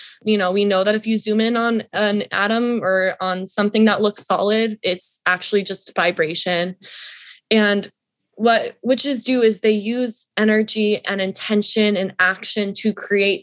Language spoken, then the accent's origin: English; Atlanta, Georgia, United States; I grew up in Atlanta